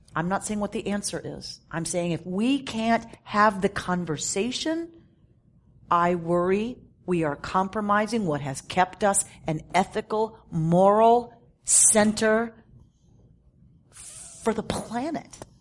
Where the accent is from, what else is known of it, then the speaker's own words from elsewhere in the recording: United States; as an American